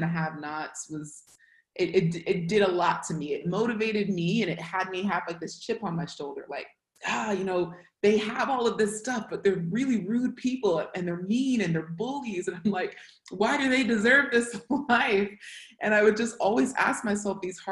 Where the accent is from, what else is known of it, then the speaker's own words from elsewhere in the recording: Hayward, California, United States; accent: American; born and raised in the Bay Area. It's just outside of San Francisco. It's called Hayward